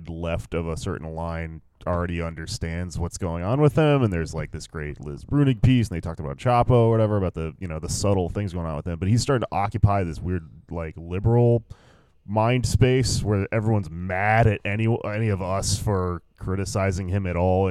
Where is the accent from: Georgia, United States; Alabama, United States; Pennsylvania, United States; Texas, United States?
Texas, United States; my home state of Texas